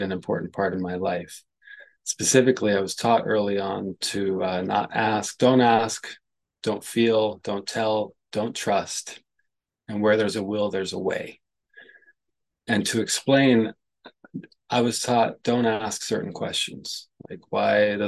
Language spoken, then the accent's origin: English; San Francisco, California, United States; I was born in San Francisco, in like downtown San Francisco. My early childhood, I'm the youngest of five